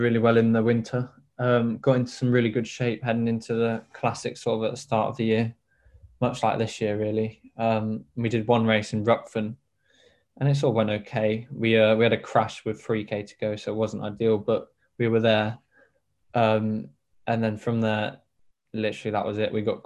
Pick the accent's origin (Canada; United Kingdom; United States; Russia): United Kingdom; Devon, South West England; my home city